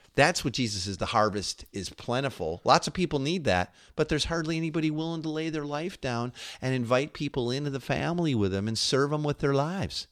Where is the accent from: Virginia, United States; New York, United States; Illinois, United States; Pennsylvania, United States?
Illinois, United States; Chicago; also born or lived in Seattle area; now in Seattle, United States; We're from Chicago